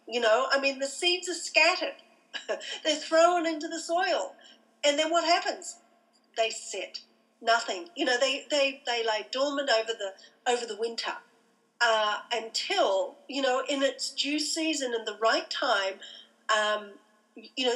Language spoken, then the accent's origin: English; Australia; moved away as an adult; I'm an Australian